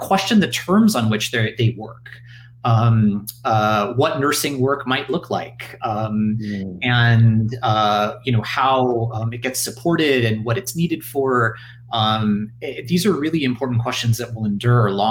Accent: United States; as an American

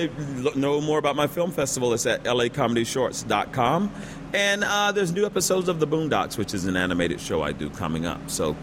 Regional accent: the South, United States; So I'm from the South

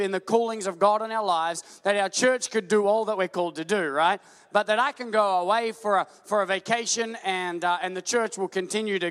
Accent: Australia; we're Australian

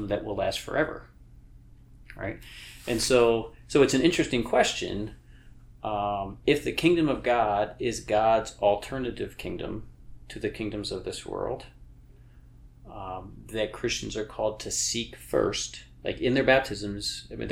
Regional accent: New York, United States; We're both from New York

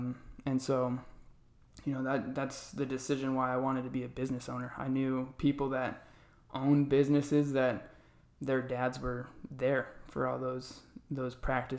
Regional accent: Arizona, United States; So I was born and raised here in Arizona. I love it here.

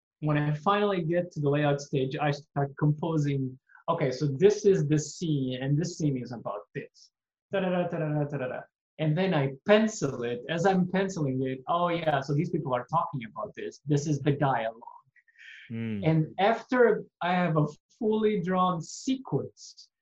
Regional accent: Mozambique; now in Quebec, Canada; I was growing up in Mozambique

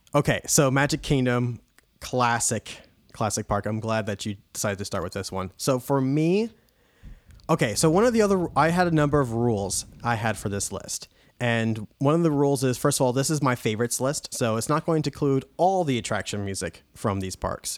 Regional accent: New York, United States; we would drive from New York all the way down to Florida

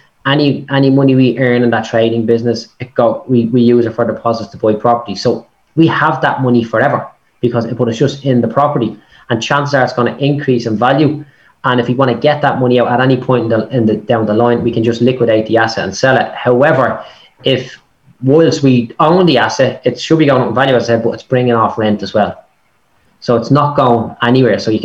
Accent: Dublin, Leinster, Ireland; I'm a bricklayer from Clondalkin, right? Like, that's where I started out

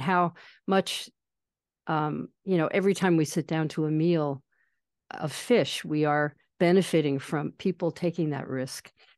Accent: East Coast, United States; moved away; I grew up sailing on the East Coast

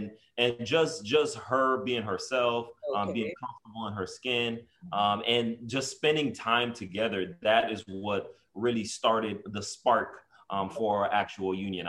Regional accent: Haiti; now in United States; I'm from Haiti, and I migrated here back in 1998. So that's kind of like when I came to the United States

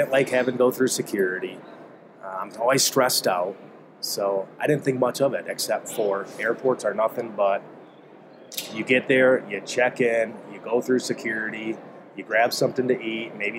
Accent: Wisconsin, United States; moved away as an adult; also born or lived in Eau Claire, Wisconsin; now in Indianapolis, United States; I'm originally from Wisconsin

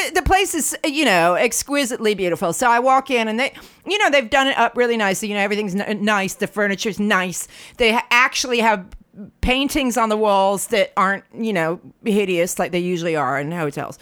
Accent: United States; now in London, United Kingdom; I'm from the States

